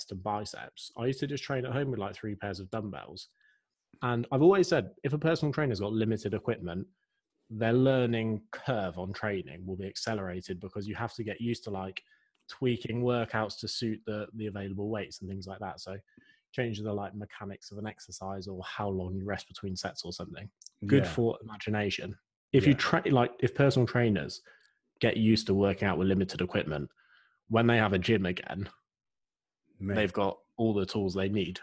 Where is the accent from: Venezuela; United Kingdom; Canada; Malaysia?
United Kingdom; Oxfordshire, South East England; Right now, I am in glorious Oxfordshire, which is actually my hometown.